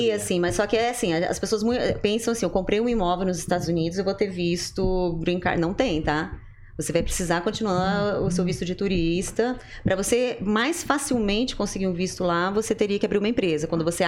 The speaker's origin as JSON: {"language": "Portuguese", "country": "Brazil", "also_born_or_lived": "Japan", "moved": "yes", "said": "eu era do Brasil"}